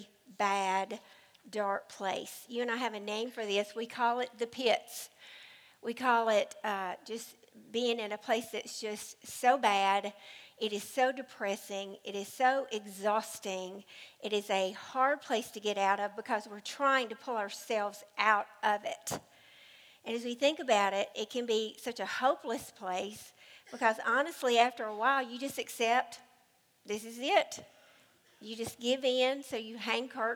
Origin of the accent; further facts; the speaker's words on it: United States; I was raised in the Cumberland River.